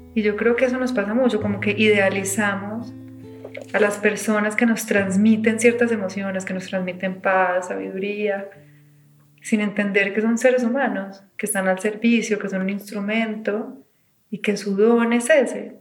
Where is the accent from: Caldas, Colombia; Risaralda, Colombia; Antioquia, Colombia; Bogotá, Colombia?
Antioquia, Colombia; Medellín; Yo nací en los ochentas en Medellín